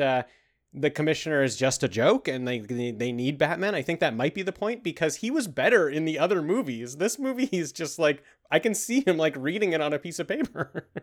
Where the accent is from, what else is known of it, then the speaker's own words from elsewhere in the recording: Canada; We're we're from Canada